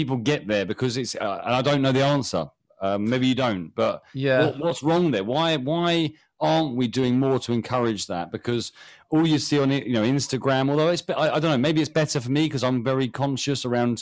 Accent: United Kingdom; I'm British.

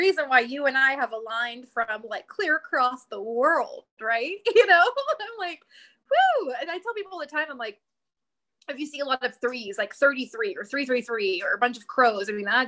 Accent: Bible Belt, the South, United States; I am from the South. I am from the Bible Belt of America

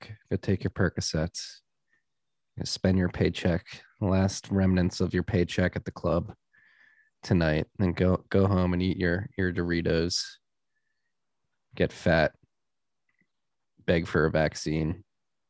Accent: Philadelphia, Pennsylvania, United States; moved away; living and growing up in Philly

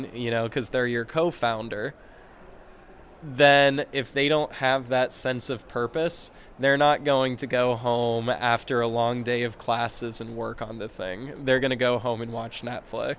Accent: Boulder, Colorado, United States; I'm from Boulder, Colorado

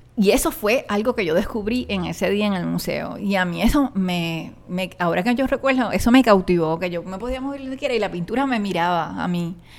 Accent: Puerto Rico; moved away as an adult; also born or lived in New York, United States; now in Cupey, Puerto Rico; de lo que yo conocía, que me habían enseñado en mi pueblo

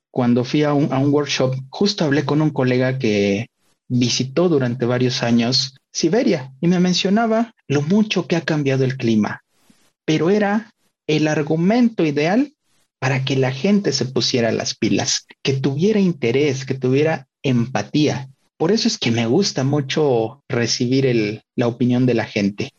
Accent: Puebla, Mexico; yo que soy poblano, un lugar donde hoy en día ya las noches de verano para mí son tropicales siempre

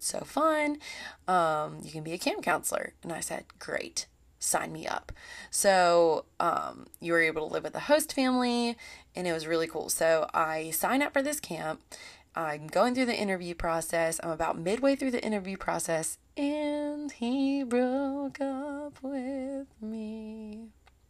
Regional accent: Columbia, South Carolina, United States; I was from Columbia, Lexington area, and South Carolina, and we both just went to USC.

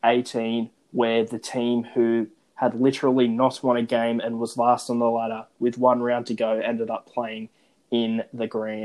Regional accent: Australia; Well, for me, and I'd argue a lot of the listeners, back home to Australia

